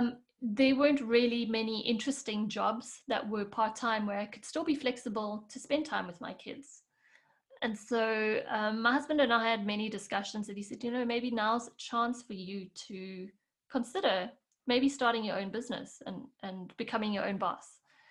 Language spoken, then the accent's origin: English; South Africa; moved away as an adult; now in Switzerland; when I moved from South Africa to Switzerland, and then my main role was raising kids and learning how to cook and clean and do all the things that I never really had to do in South Africa, I lost my way.